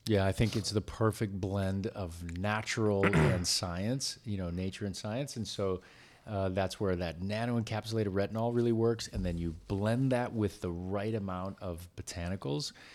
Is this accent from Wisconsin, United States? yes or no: yes; Wisconsin, United States; now in California, United States; I grew up in it in Wisconsin